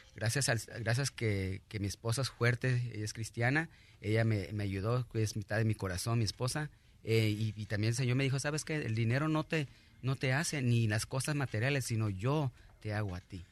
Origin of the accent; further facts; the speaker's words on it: Mexico; now in United States; yo soy mexicano